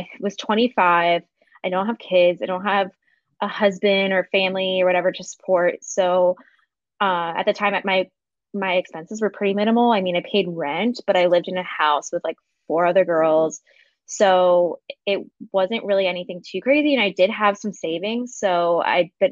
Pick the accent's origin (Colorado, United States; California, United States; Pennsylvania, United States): Pennsylvania, United States; Philadelphia; moved away as an adult; also born or lived in San Diego; I'm from Philadelphia originally. And then I moved out to San Diego for a job when I graduated college